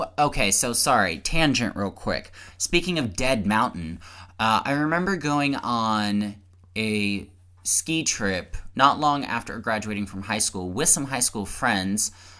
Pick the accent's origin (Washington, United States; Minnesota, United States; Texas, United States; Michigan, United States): Texas, United States; I'm from Texas.